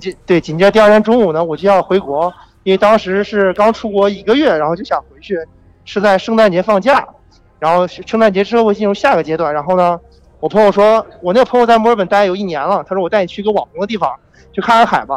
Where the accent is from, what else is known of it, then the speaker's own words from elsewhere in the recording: Zhengzhou, Henan, China; 对，我是郑州人